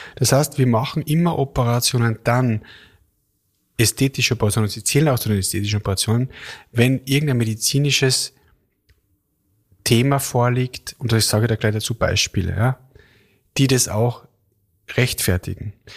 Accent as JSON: {"language": "German", "town": "Kitzbühel", "region": "Tyrol", "country": "Austria", "tie": "born or raised there", "moved": "yes", "said": "Ich war in Tirol, also äh, in Kitzbühel, in meiner Heimat"}